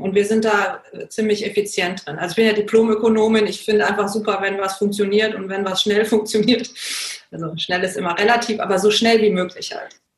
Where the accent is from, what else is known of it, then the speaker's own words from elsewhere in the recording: Germany; moved away; also born or lived in India; Ich bin in Deutschland geboren und aufgewachsen, dann irgendwann auch nach Indien gezogen